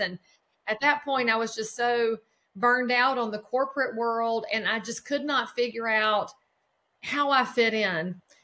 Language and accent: English; just outside of Charlotte, North Carolina, United States; I live right now in the county where I grew up in North Carolina, just outside of Charlotte